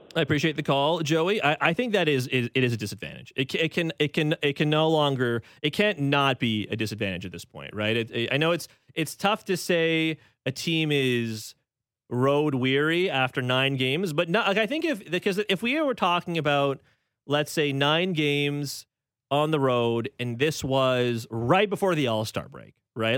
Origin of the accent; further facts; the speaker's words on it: Canada; as a Canadian